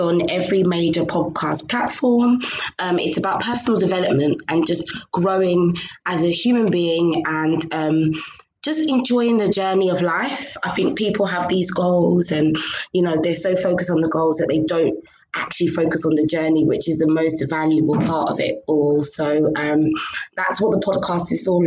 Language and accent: English; London, United Kingdom; first language English; moved away as an adult; also born or lived in Dartford, Kent; now in Nigeria; I was born and raised in London. London's all I ever knew